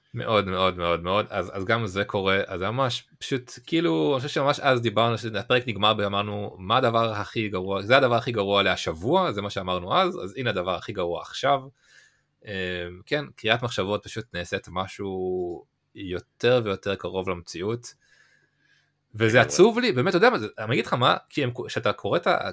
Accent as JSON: {"language": "Hebrew", "country": "Israel"}